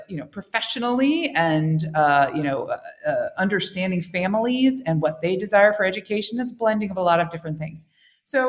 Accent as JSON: {"language": "English", "country": "United States", "also_born_or_lived": "Indonesia / Korea", "accent": "American", "moved": "as an adult", "lives_now": "Vietnam", "said": "I'm an American, as you can probably hear from my accent"}